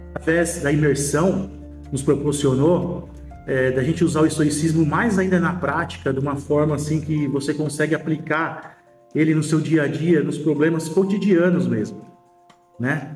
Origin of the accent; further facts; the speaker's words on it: São Paulo, Brazil; sou de São Paulo, capital